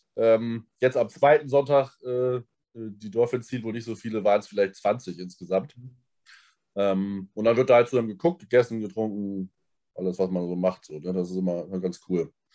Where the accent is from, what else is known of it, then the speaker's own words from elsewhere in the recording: Germany; dass ich aus Deutschland komme